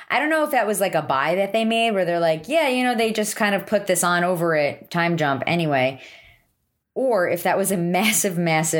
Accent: Highlands, New Jersey, United States; accent: New Jersey; my hometown of Highlands, New Jersey.

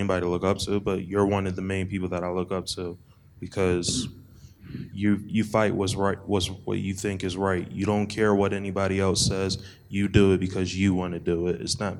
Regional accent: the South, United States; moved away; only 17 years old, and I really agree with what you're saying. Like, I'm from the South

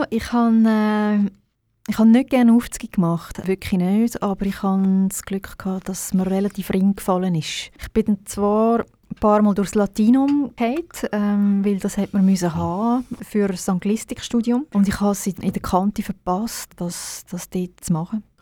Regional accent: Birmensdorf, Zurich, Switzerland; Sie hat gesagt, ich sei in Birmisdorf, wo ich aufgewachsen bin, viel auf dem Maritiseilen und habe die ganze Zeit gesungen.

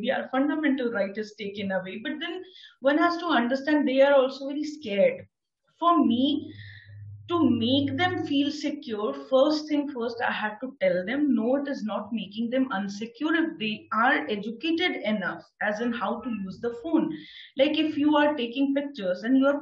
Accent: India

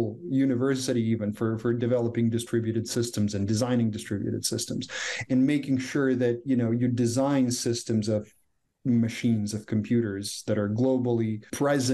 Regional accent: Croatia; English is a second language; moved away as an adult; also born or lived in Silicon Valley; now in Canada; Croatia is my home country

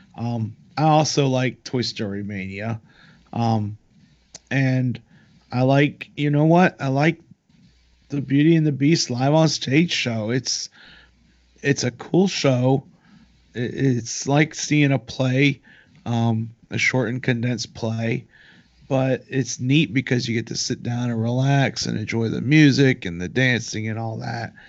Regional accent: Raleigh, North Carolina, United States; we're from Raleigh

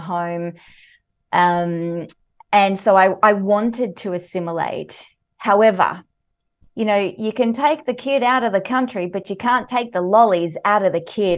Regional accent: Mornington Peninsula, Victoria, Australia; also born or lived in Sweden; I grew up on the Mornington Peninsula, so there's a lot to love there here in Victoria

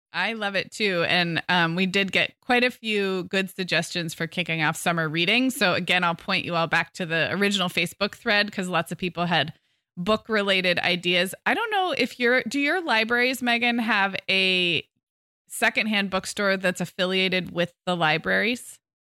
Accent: California, United States; as a Californian

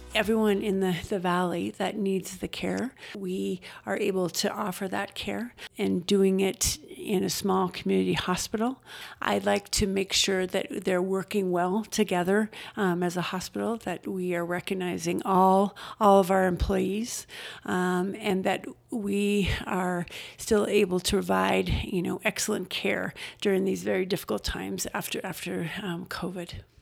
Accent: Denver, Colorado, United States; now in Estes Park, United States; I grew up in Denver

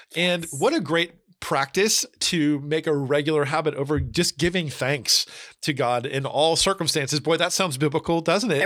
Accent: New Jersey, United States; also born or lived in California / Florida; now in Tennessee, United States; I grew up in New Jersey. I lived in California, lived in Florida, now in Tennessee

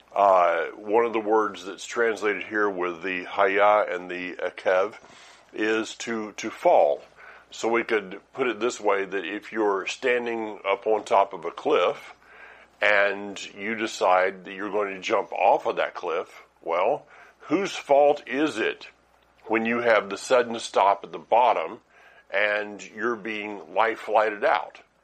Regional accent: the South, United States; I am from the South

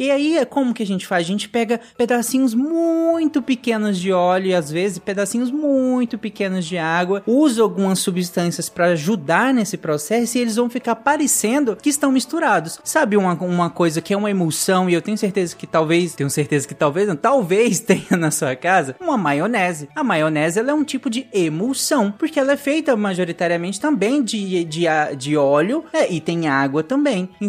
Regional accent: Belo Horizonte, Minas Gerais, Brazil; eu sou de Belo Horizonte e eu tenho seis anos

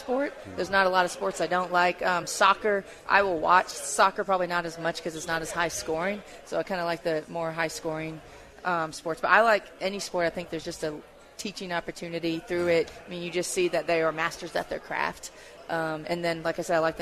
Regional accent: Tennessee, United States; I grew up in Tennessee

